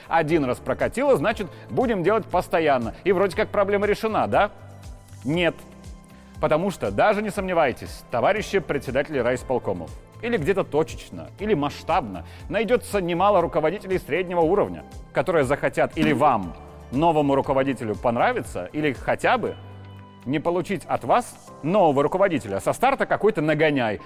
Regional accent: Belarus; все мы, белорусы

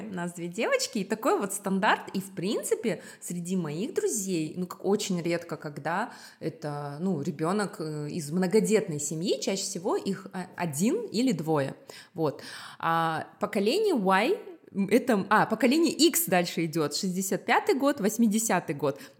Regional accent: Republic of Karelia, Russia; born there; им дали жилье в Карелии, и поэтому они туда переехали, вот, поэтому я родилась в Карелии, вот такая вот эм, история

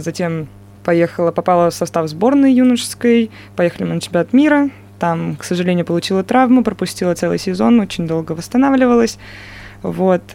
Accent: Moscow, Russia; moved away as an adult; now in Chelyabinsk, Russia; я из Москвы начинала, естественно, свой баскетбольный путь в Москве

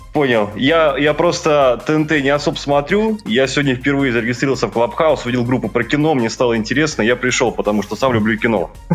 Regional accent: Voronezh, Voronezh Oblast, Russia; Я из Воронежа

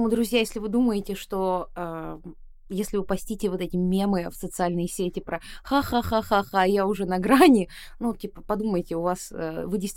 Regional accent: Buryatia, Russia; те, кто меня не видел, я бурятка, я очевидно такой яркой азиатской вне, наружности, хотя в Бурятии считается, что я похожа на русскую

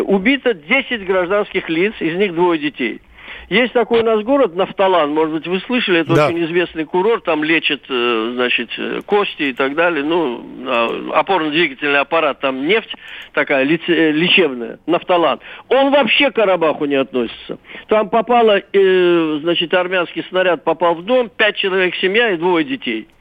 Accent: Azerbaijan; я, азербайджанец, мне семьдесят пять лет

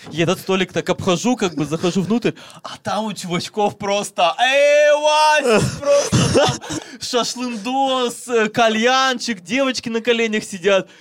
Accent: Siberia, Russia; я из Сибири

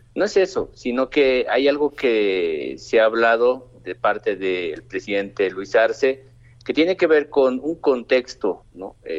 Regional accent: Bolivia

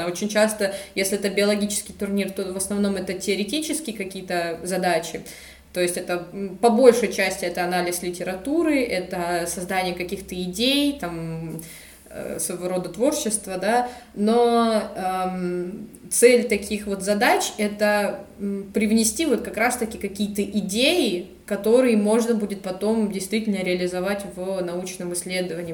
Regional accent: Anapa, Krasnodar Krai, Russia; moved away as an adult; now in Rostov-on-Don, Russia; я из Анапы, из Краснодарского края

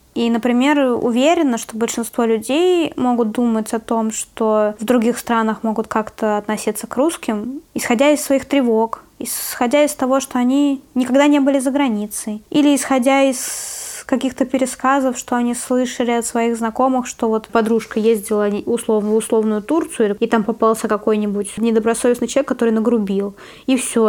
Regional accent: Siberia, Russia; moved away as an adult; now in Tbilisi, Georgia; мы говорили из Сибири

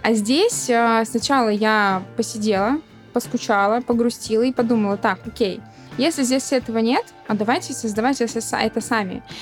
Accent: Volgograd, Volgograd Oblast, Russia; also born or lived in Moscow, Russia; now in Antalya, Turkey; у меня появились проекты в Волгограде, что меня радует, потому что это мой родной город

